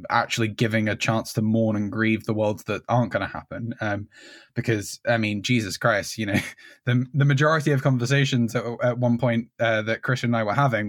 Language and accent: English; Medway, South East England, United Kingdom; We're from Medway in Kent.